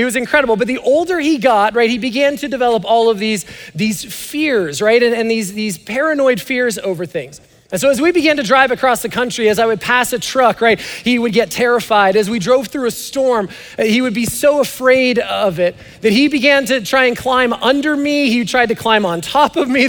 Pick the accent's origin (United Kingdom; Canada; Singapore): Canada; now in United States; I'm Canadian